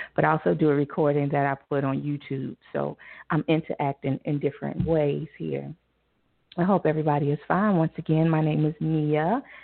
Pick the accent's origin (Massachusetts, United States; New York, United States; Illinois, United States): Illinois, United States; Chicago; Chi Town, my my home city. I live in the suburbs now, thanks to my mom. But I am from Chicago